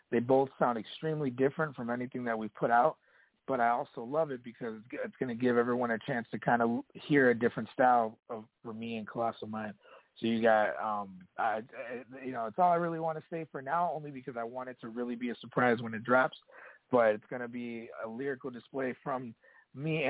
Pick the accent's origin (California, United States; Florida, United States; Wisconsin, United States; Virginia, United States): Wisconsin, United States; Kenosha; I'm calling from my hometown of Kenosha, Wisconsin